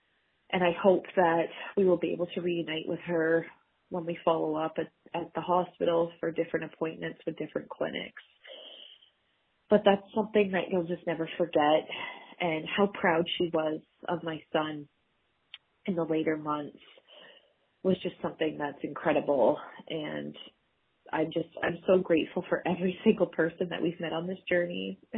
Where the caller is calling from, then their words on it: Ontario, Canada; I'm calling from Ontario, Canada.